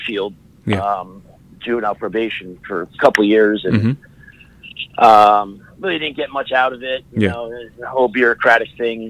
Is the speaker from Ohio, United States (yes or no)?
no; Allentown, Pennsylvania, United States; So I grew up in the Allentown area. It's uh-huh. referred to as the Lehigh Valley.